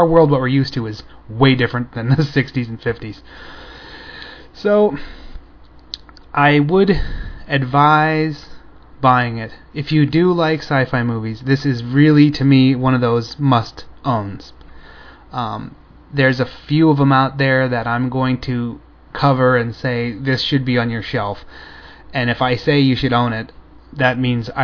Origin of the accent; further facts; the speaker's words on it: Florida, United States; I'm from Florida